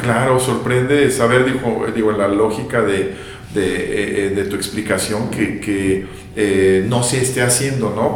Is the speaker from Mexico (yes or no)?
yes; Guadalajara, Jalisco, Mexico; yo como tapativo pues creces y te acostumbras